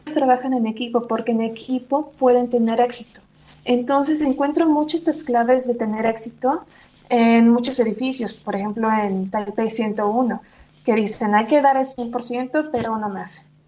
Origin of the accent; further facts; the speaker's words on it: Mexico City, Mexico; moved away as an adult; also born or lived in Taiwan; yo tuve la fortuna de crecer en Polanco